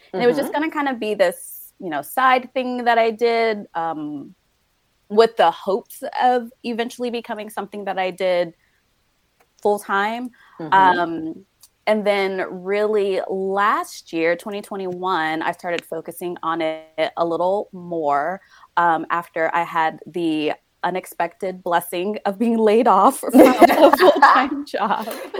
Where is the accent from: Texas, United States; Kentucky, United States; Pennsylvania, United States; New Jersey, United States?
New Jersey, United States; also born or lived in New York / Florida / California; So I am originally from New Jersey, grew up in New Jersey, New York, Florida, California, before I made my way out here.